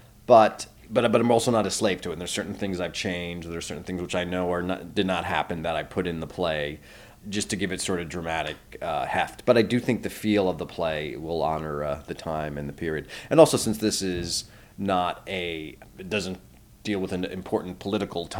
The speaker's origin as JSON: {"language": "English", "region": "New Jersey", "country": "United States", "tie": "born or raised there", "said": "I grew up in New Jersey, right outside of New York"}